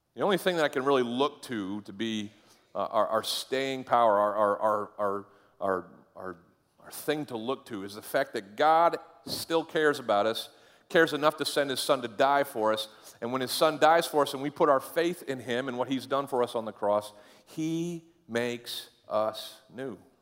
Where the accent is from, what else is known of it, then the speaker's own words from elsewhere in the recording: Caribou, Maine, United States; moved away; I went to my thirtieth high school, uh, reunion up in Caribou, Maine. Uh, go all, all the way to the end of Route one, pretty much, and that's where I lived